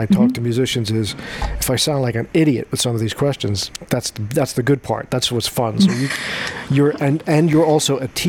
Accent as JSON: {"language": "English", "area": "Long Island", "region": "New York", "country": "United States", "tie": "born or raised there", "said": "I grew up on Long Island"}